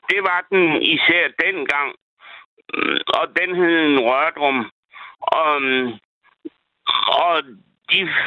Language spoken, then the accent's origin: Danish; Thisted, North Denmark Region, Denmark; now in Jelling, Denmark; Jeg er egentlig fra Tisted